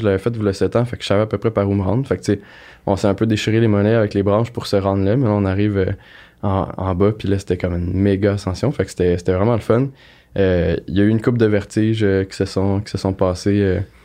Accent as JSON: {"language": "French", "area": "Granby", "region": "Quebec", "country": "Canada", "said": "je viens de Grimby."}